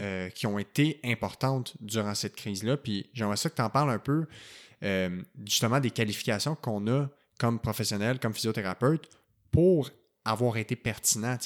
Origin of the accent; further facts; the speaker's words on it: Quebec, Canada; chez nous au Québec